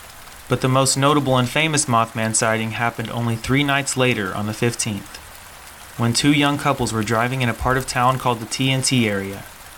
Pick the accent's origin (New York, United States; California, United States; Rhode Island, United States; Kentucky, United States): Kentucky, United States; Eastern; I'm originally from Eastern Kentucky